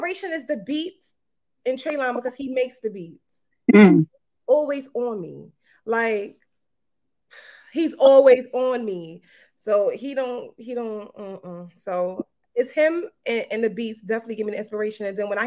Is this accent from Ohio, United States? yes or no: no; New York City, New York, United States; I'm from Brooklyn. Definitely from Brooklyn, Kingsboro.